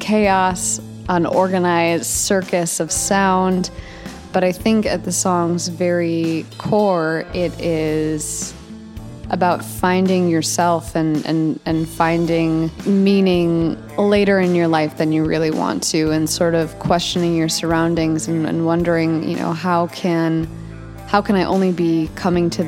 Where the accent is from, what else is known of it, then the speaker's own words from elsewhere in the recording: Chicago, Illinois, United States; we are from Chicago, Illinois